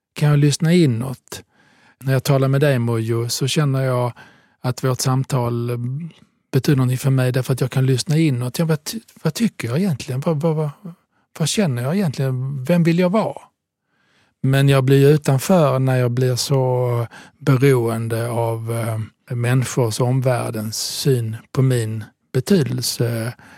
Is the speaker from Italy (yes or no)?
yes; Southern Italy, Italy; now in Sweden; jag är född i södra Italien